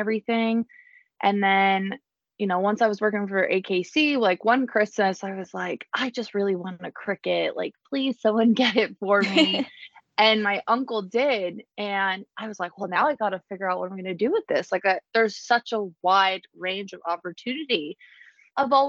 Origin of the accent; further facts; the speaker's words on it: New Jersey, United States; now in Garner, United States; I'm originally from New Jersey, but I have relocated, to Garner